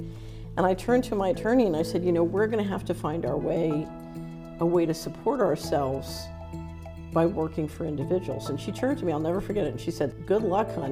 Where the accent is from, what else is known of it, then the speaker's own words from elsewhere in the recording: Philadelphia, Pennsylvania, United States; moved away; also born or lived in Washington; I grew up in Philadelphia.